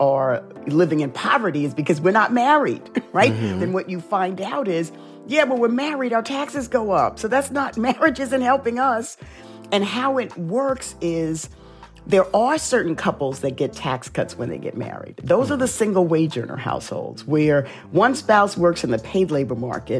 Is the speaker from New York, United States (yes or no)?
yes; New York City, New York, United States; growing up in the South Bronx, I dealt with racism a lot.